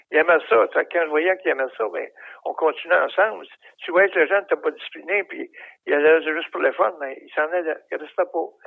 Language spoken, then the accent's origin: French; Shawinigan, Quebec, Canada; moved away as an adult; also born or lived in Sorel / Saint-Jérôme; Moi, je suis venu au monde à Shawinigan.